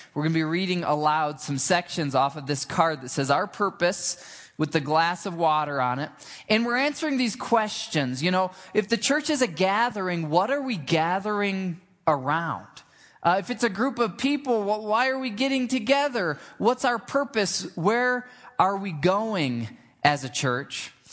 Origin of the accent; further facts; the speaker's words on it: Michigan, United States; I grew up in Michigan and we had this big old grapevine in our backyard